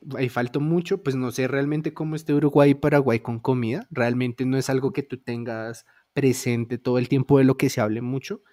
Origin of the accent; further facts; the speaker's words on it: Bogotá, Colombia; nosotros como bogotanos